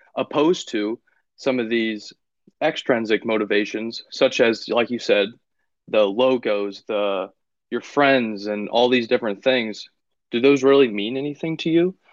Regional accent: Findlay, Ohio, United States; moved away; also born or lived in Kentucky; my hometown in Findlay, Ohio.

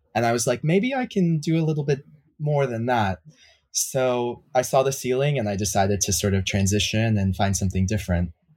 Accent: Miami, Florida, United States; moved away as an adult; also born or lived in Europe; now in New York, United States; I'm originally from Miami, Florida. sort of born and raised

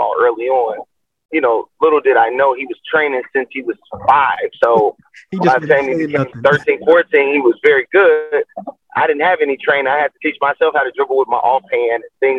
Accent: Chicago, Illinois, United States; growing up in Chicago

